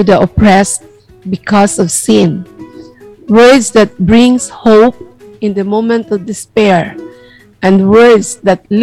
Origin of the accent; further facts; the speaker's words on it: Cebu City, Central Visayas, Philippines; we are from Verbum Dei, Cebu City, Philippines.